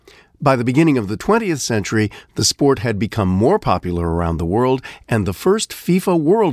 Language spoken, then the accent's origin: English; United States; as an American